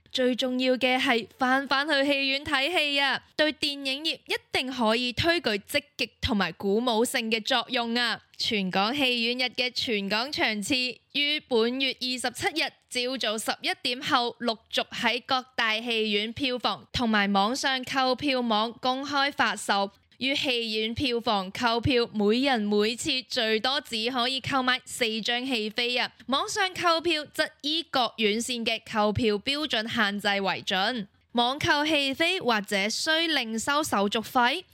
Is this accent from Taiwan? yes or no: no; Macau; 我是来自澳门的